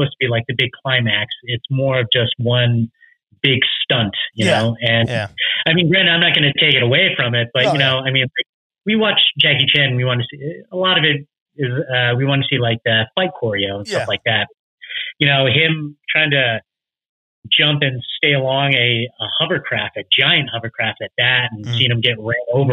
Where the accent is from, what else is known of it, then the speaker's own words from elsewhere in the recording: Fort Irwin, California, United States; I'm from a small military base right outside of Barstow, California